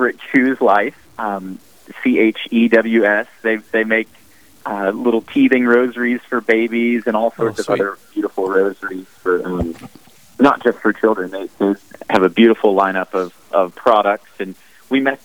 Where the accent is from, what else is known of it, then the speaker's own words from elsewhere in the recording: Mobile, Alabama, United States; I was born and raised in Mobile, Alabama. I've been an Alabama boy my whole life.